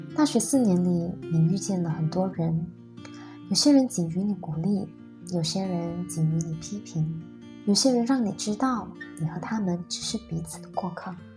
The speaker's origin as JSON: {"language": "Chinese", "town": "Dungun", "region": "Terengganu", "country": "Malaysia", "tie": "born or raised there", "also_born_or_lived": "Penang", "moved": "as an adult", "said": "你从小在东海岸长大，在二十岁的时候，你拿到了梦寐以求的科系。你带着兴奋、忐忑的心情，一个人从龙运到槟城上大学"}